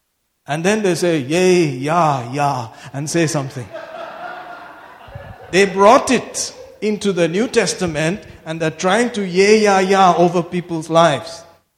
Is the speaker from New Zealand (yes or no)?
no; Mangalore, Karnataka, India; I love Mangalore even more because I'm from Mangalore.